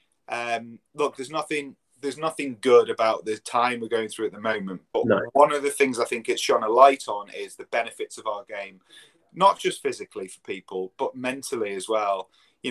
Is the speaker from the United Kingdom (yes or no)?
yes; England, United Kingdom; as an Englishman as well, playing at my home club